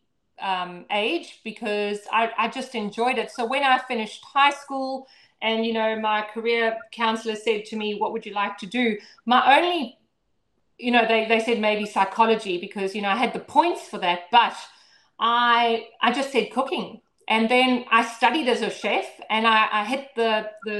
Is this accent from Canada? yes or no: no; Zimbabwe; now in Brisbane, Australia; I grew up in Zimbabwe on a ranch out in the middle of literally nowhere.